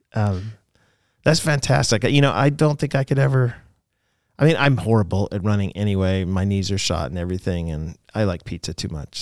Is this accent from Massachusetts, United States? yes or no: yes; Boston, Massachusetts, United States; I was born in Boston